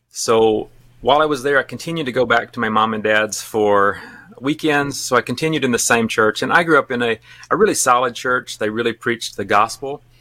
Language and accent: English; Alabama, United States; accent: Alabama; moved away as an adult; now in Japan; We've now lived in Japan longer than I lived in Alabama, so I haven't lost all of my accent, but a lot of it.